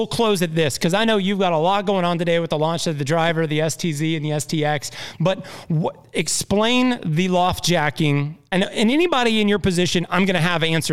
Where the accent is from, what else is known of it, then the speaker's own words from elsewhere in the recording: Indiana, United States; I'm from Indiana